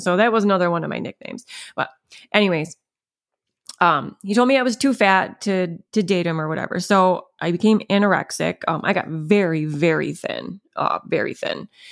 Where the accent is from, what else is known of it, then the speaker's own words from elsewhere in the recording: Munnsville, New York, United States; I grew up in Munsville, New York. Um, it's upstate New York